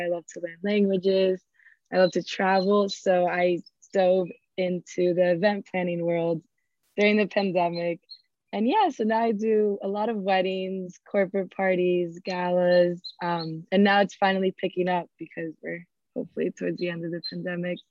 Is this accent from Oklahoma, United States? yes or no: no; Miami, Florida, United States; moved away as an adult; also born or lived in New York; I was born and raised in Miami